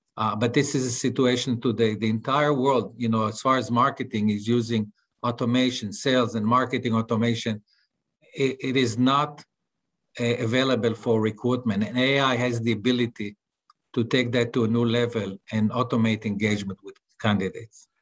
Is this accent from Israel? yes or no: yes; Tel Aviv, Tel Aviv District, Israel; English is a second language; as you can see from my accent, I'm not from Texas, I'm from Tel Aviv